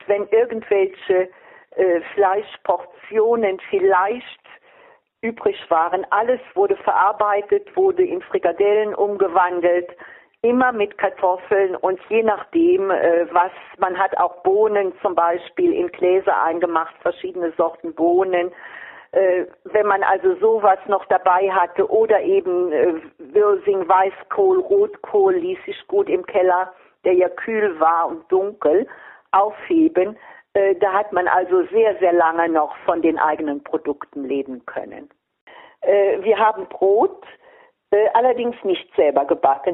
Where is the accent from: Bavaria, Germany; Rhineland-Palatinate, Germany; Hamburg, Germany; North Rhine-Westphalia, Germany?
Rhineland-Palatinate, Germany; Vordereifel, near Trier; Ich bin also in der Vordereifel groß geworden, in der Nähe von Trier